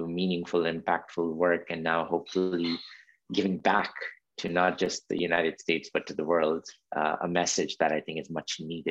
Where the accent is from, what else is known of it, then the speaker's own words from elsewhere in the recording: India; also born or lived in Saudi Arabia; So for example, living in Saudi Arabia as an Indian, as a child of an Indian immigrant worker, it was a very different environment.